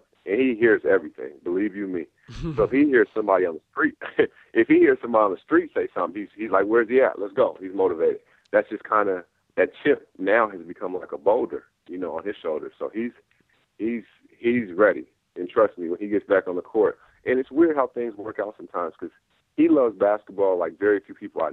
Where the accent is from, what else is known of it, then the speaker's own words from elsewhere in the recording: Seattle, Washington, United States; also born or lived in Inglewood, California; born and bred in Seattle, but I was back and forth between Seattle and Los Angeles